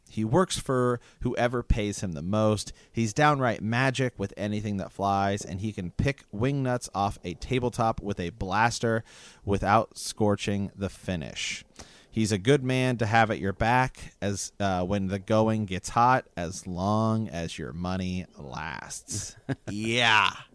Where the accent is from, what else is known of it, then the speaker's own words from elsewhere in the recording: Ohio, United States; we're from Ohio